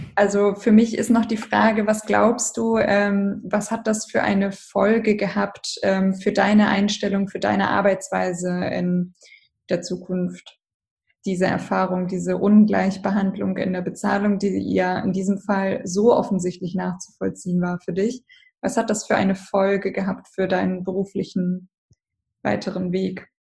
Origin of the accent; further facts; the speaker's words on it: Hamburg, Germany; ich bin aus Hamburg